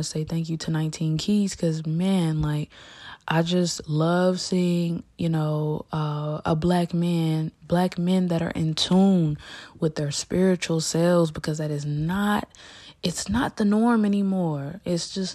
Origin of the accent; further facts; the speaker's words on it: United States; as an American, as, you know, a young American